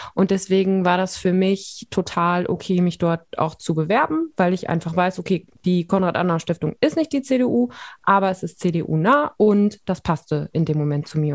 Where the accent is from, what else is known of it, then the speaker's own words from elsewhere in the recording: Siegen, North Rhine-Westphalia, Germany; also born or lived in Bonn; Ich komme ja aus Siegen und habe dann in Bonn studiert